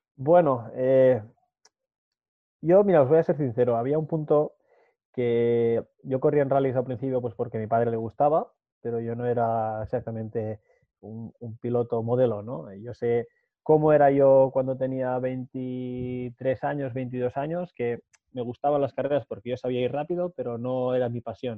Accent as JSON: {"language": "Spanish", "town": "Matadepera", "region": "Catalonia", "country": "Spain", "tie": "born or raised there", "said": "la gente de Mate de Pera, de mi pueblo"}